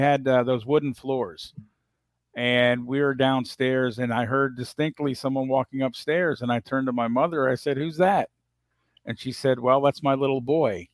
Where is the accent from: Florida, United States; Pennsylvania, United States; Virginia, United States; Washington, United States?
Virginia, United States; Northern; born or raised there